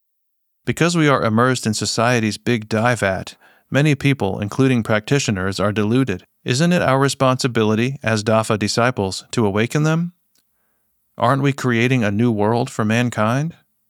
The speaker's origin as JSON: {"language": "English", "country": "China", "said": "When I reflected on this behavior, I realized that because I'm from China, I brought a lot of bad habits and notions with me."}